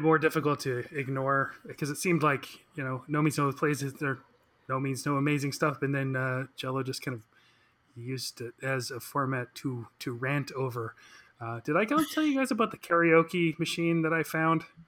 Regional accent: Victoria, British Columbia, Canada; moved away as an adult; now in Vancouver, Canada; I am from Victoria, British Columbia, and uh, moved to Vancouver about uh, 20 years ago

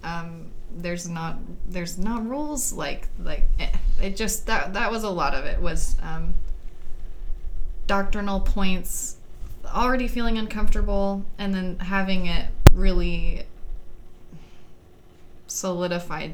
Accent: Southwest Missouri, United States; I was born in Missouri. Southwest Missouri, and have lived here most of my life.

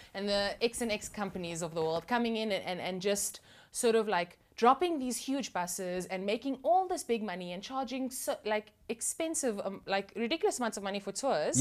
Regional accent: Cape Town, Western Cape, South Africa; growing up in that environment was awesome

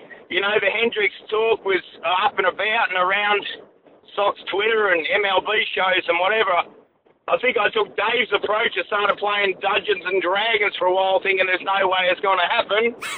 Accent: Australia; now in Iowa, United States; being an Aussie, mate.

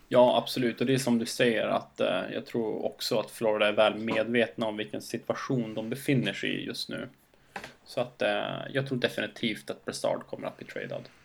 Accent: Skellefteå, Västerbotten County, Sweden; när jag var ung grabb i Skellefteå

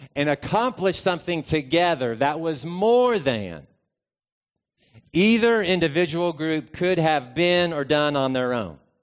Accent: United States; also born or lived in Lexington; I'm an American ethnically

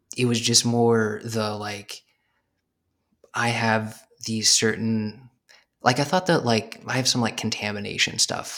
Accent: Arizona, United States; moved away as an adult; also born or lived in New York; I'm from Arizona

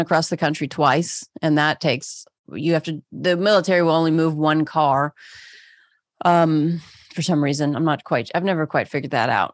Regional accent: Pittsburgh, Pennsylvania, United States; moved away; I grew up in Pittsburgh.

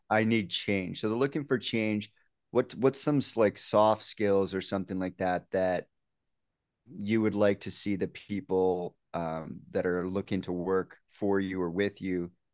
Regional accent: Canada; I'm from Canada, you know, Dave, we're, we're from Canada here

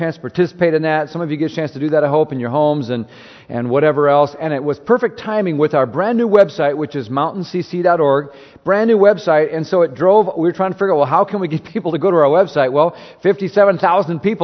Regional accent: Minnesota, United States; moved away; I'm from Minnesota

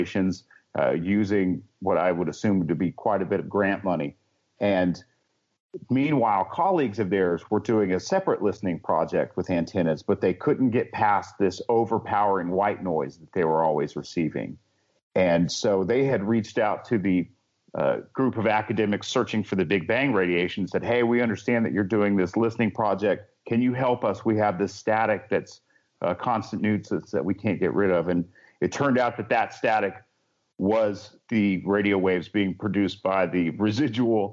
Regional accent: Helen, Georgia, United States; my hometown of Helen, Georgia

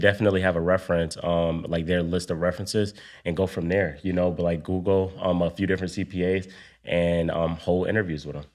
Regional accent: Buffalo, New York, United States; moved away as an adult; also born or lived in DMV (Washington, D.C. area); now in Washington, D.C. area, United States; I'm from Buffalo, New York. Moved to the D M V a few years ago

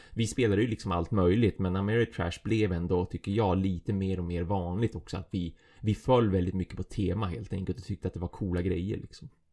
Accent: Umeå, Västerbotten County, Sweden; Jag är en Umebo

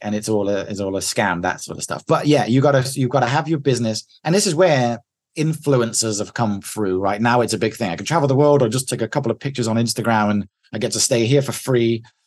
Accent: England, United Kingdom; moved away as an adult; I'm the English guy in here

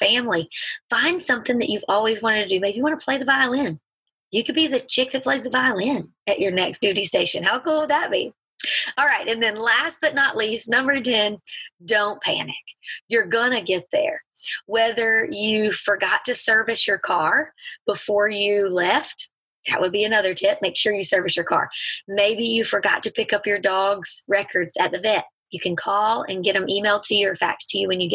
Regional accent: Alabama, United States; moved away as an adult; also born or lived in Mississippi / England; we're from Alabama

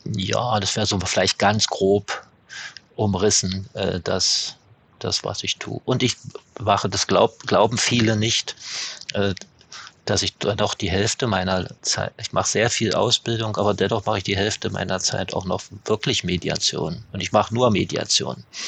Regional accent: East Germany, Germany; ich komme ja, komme ja aus der DDR

